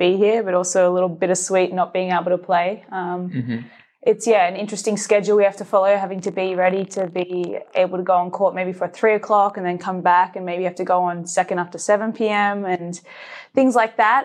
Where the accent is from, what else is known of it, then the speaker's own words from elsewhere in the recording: Australia; also born or lived in Georgia, United States / Melbourne; Being Australian